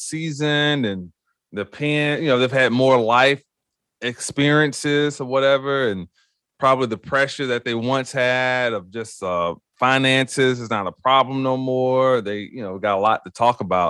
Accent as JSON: {"language": "English", "region": "the South", "country": "United States", "tie": "born or raised there", "also_born_or_lived": "Columbus, Ohio", "moved": "yes", "said": "growing up in the South"}